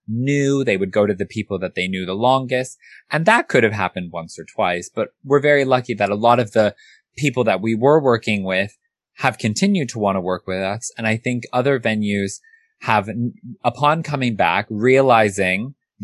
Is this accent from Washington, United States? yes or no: no; California, United States; now in London, United Kingdom; I grew up in California, surrounded by Asian people.